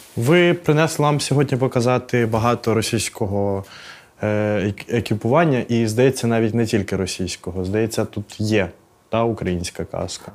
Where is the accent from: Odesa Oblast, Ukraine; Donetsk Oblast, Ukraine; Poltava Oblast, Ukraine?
Odesa Oblast, Ukraine; Я виріс на Одещині